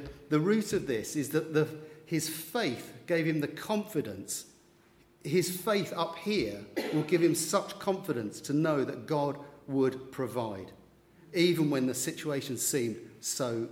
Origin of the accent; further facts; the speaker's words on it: London, United Kingdom; growing up in East London, Essex borders, in Redbridge